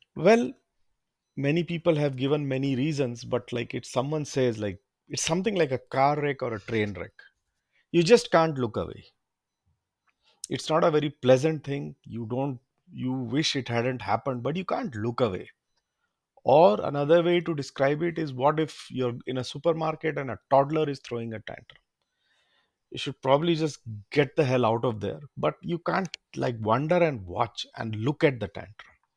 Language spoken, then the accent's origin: English; India; also born or lived in London; I'm from India